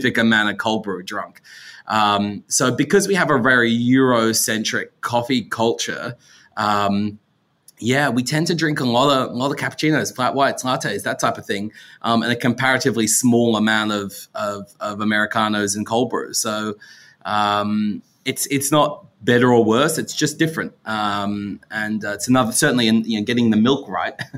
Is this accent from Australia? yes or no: yes; Australia; in Australia, we like milky coffee